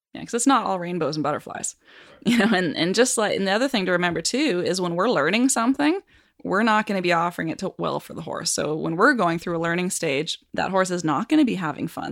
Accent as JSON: {"language": "English", "country": "Canada", "moved": "as an adult", "lives_now": "Kansas City, United States", "said": "I come from Canada"}